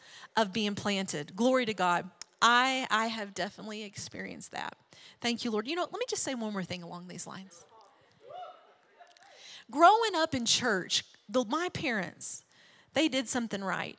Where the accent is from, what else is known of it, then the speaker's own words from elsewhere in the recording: Arkansas, United States; we grew up in Arkansas, small town, small church